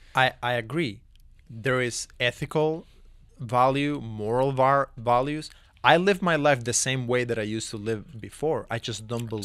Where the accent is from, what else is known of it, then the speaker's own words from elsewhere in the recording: Cuba; moved away; born and raised in Cuba